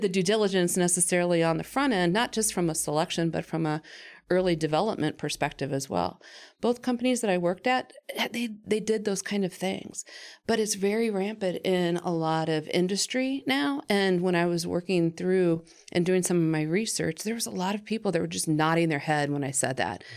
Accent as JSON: {"language": "English", "town": "Findlay", "region": "Ohio", "country": "United States", "said": "I was from Finley, so we had it in, um, it's called Hancock Youth Leadership"}